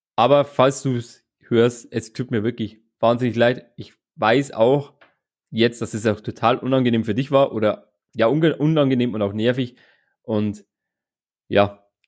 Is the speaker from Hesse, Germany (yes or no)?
no; Straubing, Bavaria, Germany; Ich komme ja aus Straubing